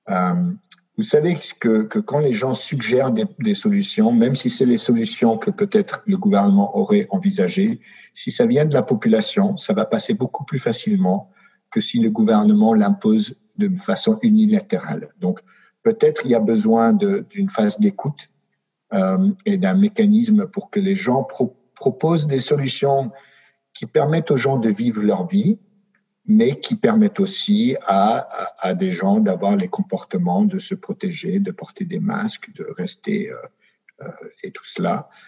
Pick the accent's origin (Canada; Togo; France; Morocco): France; je pense que même si je suis français, n'ayant pas vécu en France, euh, je ne suis pas le mieux placé